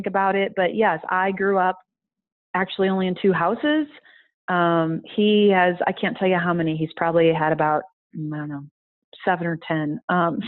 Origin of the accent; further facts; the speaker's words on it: Iowa, United States; moved away as an adult; also born or lived in South Louisiana / Colorado; now in Boulder, United States; Being an Iowa girl, growing up in Iowa